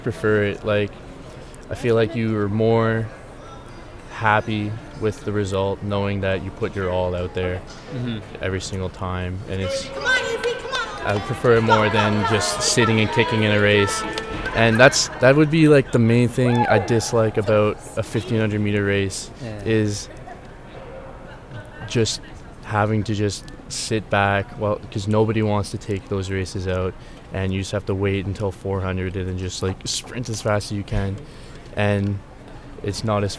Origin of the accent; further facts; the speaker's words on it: Chatham, Ontario, Canada; moved away as an adult; now in Guelph, Canada; I grew up in Chatham, Ontario, which is close to Windsor and London